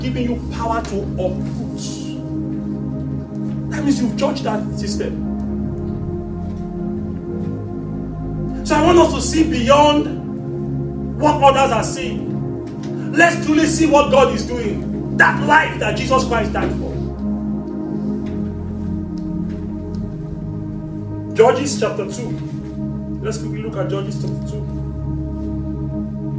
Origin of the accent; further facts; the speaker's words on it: Nigeria; I'm from Nigeria.